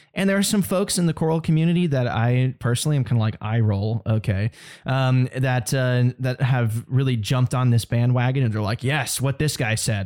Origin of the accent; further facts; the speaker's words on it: United States; as an American